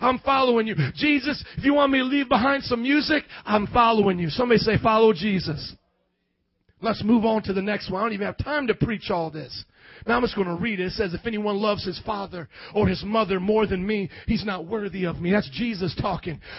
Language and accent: English; Fort Wayne, Indiana, United States; moved away as an adult; also born or lived in New Orleans, Louisiana; I never lived in the South. I was from Fort Wayne, Indiana